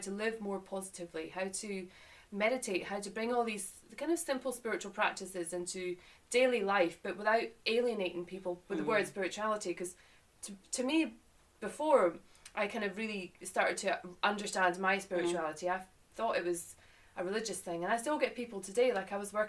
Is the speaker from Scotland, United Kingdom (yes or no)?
yes; Boat of Garten, Scotland, United Kingdom; moved away as an adult; now in England; to give a little context to my accent and where I've come from, Scotland, and I moved to England nearly 12 years ago, from a little place called Boat of Garton up in the Highlands of Scotland near the Cairngorms.